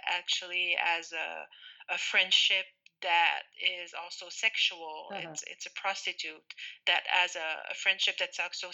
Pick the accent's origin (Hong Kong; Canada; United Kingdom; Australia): Canada; Rimouski, Quebec; I was from Rimouski